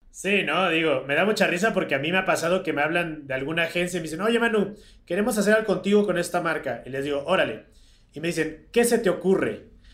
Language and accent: Spanish; Mexico; nosotros como mexicanos vivimos en un país tan privilegiado